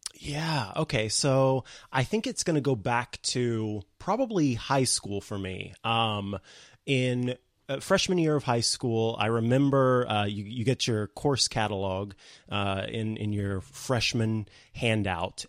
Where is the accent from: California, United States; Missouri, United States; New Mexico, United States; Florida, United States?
Missouri, United States; St. Joseph; also born or lived in Columbia, Missouri; a local radio station in my hometown of Saint Joseph, Missouri